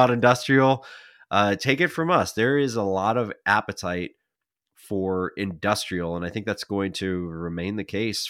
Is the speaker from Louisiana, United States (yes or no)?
no; Pennsylvania, United States; My home state of Pennsylvania saw 132 communities.